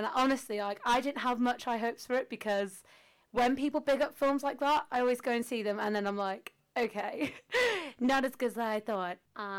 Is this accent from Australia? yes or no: no; North Wales, United Kingdom; I'm from North Wales.